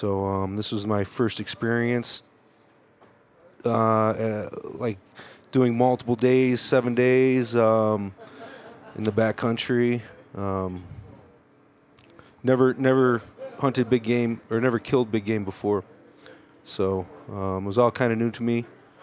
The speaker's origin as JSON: {"language": "English", "town": "Chicago", "region": "Illinois", "country": "United States", "tie": "born or raised there", "moved": "as an adult", "lives_now": "Colorado, United States", "said": "So I grew up in Chicago, moved to Colorado in 99 for college, and went to CSU Fort Collins, and have stuck around in Colorado since then."}